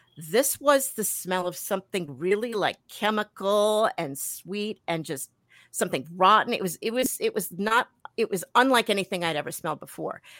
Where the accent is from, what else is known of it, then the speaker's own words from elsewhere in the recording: Milwaukee, Wisconsin, United States; accent: New York; also born or lived in New York; we came back here in, uh, when I was ten years old, and so spent the rest of my life here in, in Milwaukee